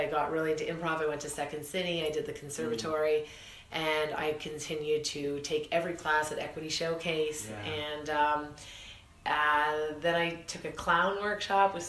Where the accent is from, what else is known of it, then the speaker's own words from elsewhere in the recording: Kitchener, Ontario, Canada; moved away as an adult; also born or lived in Toronto; I moved from Kitchener-Waterloo area when I was 19. I moved to Toronto